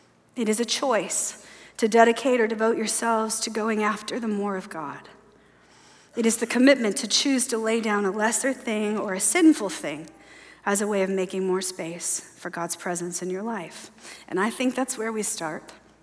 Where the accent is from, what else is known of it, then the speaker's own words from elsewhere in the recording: the South, United States; And I know the shame of not being a Coke drinker. I'm from the South.